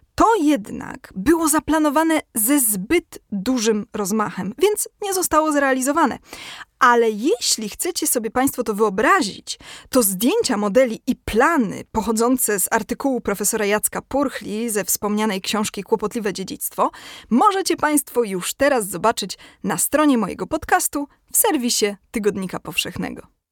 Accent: Kraków, Lesser Poland, Poland; ja jestem z Krakowa

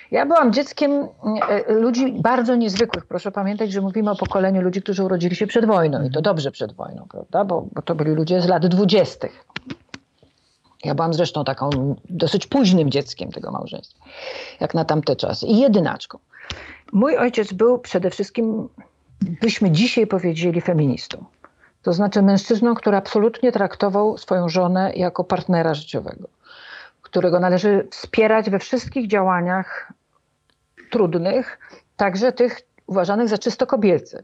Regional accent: Warsaw, Masovian Voivodeship, Poland; A ja jestem warszawianką

